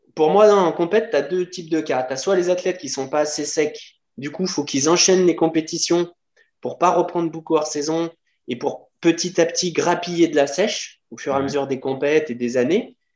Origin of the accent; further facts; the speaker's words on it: Lyon, Auvergne-Rhône-Alpes, France; je suis de Lyon